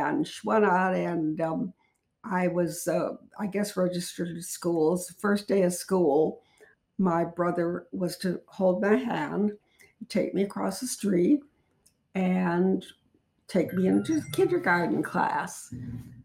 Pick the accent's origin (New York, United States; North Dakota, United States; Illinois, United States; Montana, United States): Illinois, United States; Chicago; I was born in Chicago, Illinois